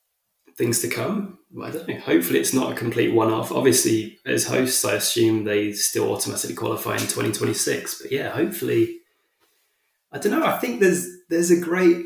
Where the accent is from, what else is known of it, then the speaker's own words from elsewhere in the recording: England, United Kingdom; I guess I'm English